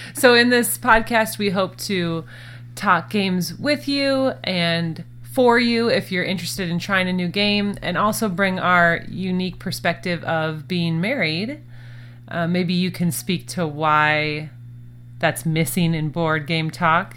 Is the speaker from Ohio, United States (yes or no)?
no; Minnesota, United States; now in Phoenix, United States; we are both originally from Minnesota